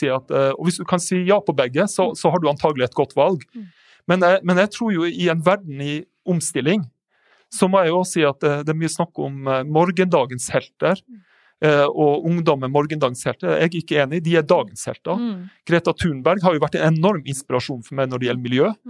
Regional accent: Northern Norway, Norway; jeg kommer jo fra Nord-Norge. Og, og, og, eh, jeg vokste opp på mange ulike plasser faktisk i Nord-Norge. Pappa var lærer der.

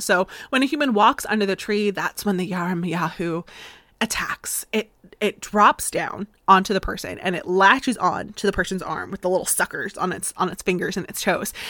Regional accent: Florida, United States; accent: slightly southern; now in Massachusetts, United States; I'm originally from Florida

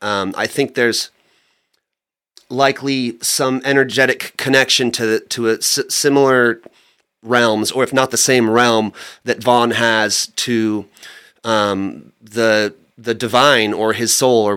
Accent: Bay Area, California, United States; where we grew up too, in the Bay Area.

